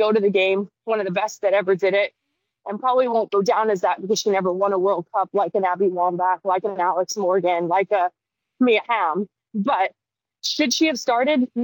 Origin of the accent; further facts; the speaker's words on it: Saskatoon, Saskatchewan, Canada; moved away; it's still my country. It'll never be my former country. I do have two American baby boys, so I'm part American. I married an Englishman, but I'll forever be Canadian